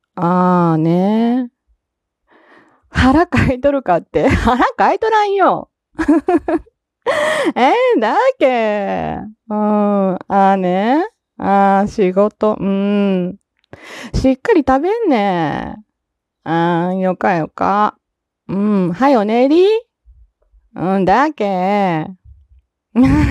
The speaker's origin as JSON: {"language": "Japanese", "region": "Osaka", "country": "Japan", "also_born_or_lived": "Fukuoka", "accent": "Kansai", "said": "私大阪ですけども"}